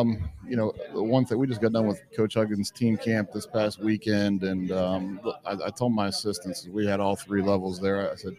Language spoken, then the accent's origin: English; New Martinsville, West Virginia, United States; also born or lived in Morgantown, West Virginia; I grew up in New Martinsville, so always been a big West Virginia fan